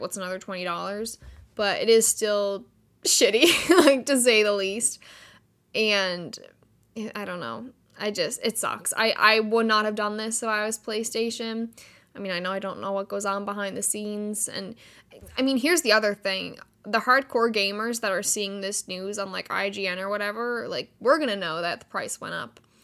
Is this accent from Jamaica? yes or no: no; Canada; Canada, which is where I am. I am Canadian.